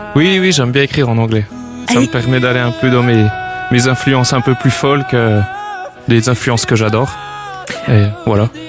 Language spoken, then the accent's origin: French; Bourgogne-Franche-Comté, France; je suis natif de la région de Franche-Comté